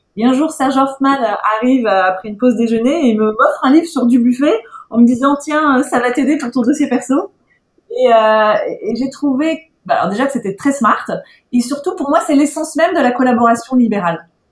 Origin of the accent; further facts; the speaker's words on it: Corsica, France; je suis corse